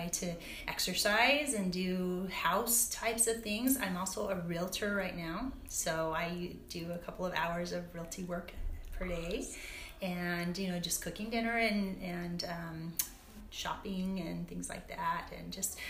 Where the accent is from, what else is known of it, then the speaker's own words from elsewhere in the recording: Logan, Utah, United States; I grew up in Logan, Utah